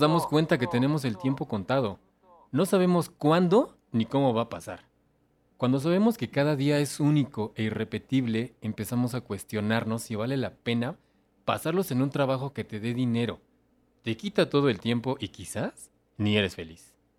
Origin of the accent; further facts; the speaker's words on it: Mexico; Soy mexicano y soy amante de nuestro folclore